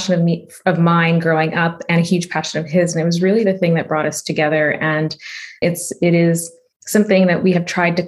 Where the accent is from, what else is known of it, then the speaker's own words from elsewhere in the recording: a small town in Oklahoma, United States; also born or lived in Chicago / India; growing up in a small town in the middle of the country as an Indian immigrant